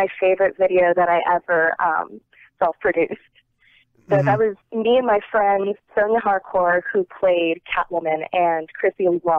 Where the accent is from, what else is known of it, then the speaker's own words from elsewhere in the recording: Northeast, United States; I grew up in the Northeast.